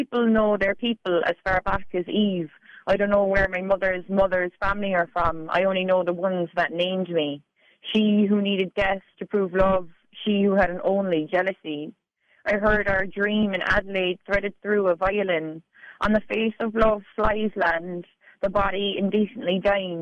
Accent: Bandon, Munster, Ireland; moved away as an adult; now in Dunedin, New Zealand; until very late in life, I was just from Bandon.

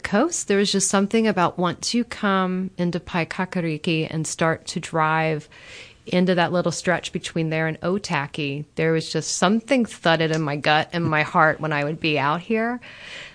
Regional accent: Maryland, United States; moved away as an adult; also born or lived in Los Angeles, California; now in Waikanae, New Zealand; Grew up in Maryland, right outside of Washington, D.C., and then I ended up in Los Angeles

